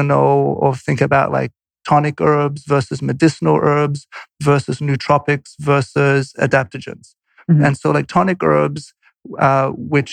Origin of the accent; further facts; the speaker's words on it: Australia; moved away; I'm Polish. I grew up in Australia